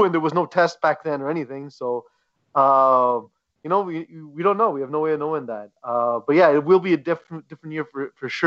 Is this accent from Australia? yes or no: no; Montreal, Quebec, Canada; We are a podcast from Montreal and from Quebec, and we are very proud of our roots